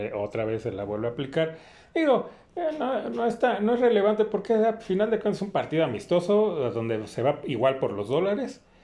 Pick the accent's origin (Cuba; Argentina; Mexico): Mexico; soy mexicano